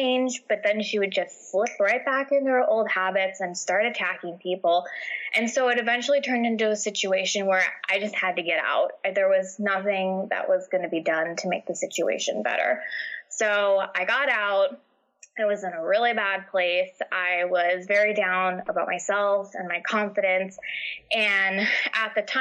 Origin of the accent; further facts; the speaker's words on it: New York, United States; also born or lived in New Jersey; now in New Hampshire, United States; I'm originally from New York.